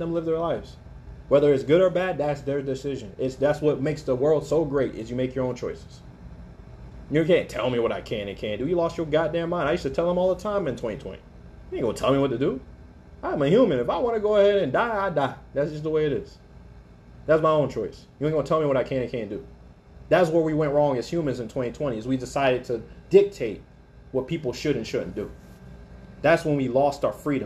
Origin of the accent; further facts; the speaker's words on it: Alaska, United States; I grew up in Alaska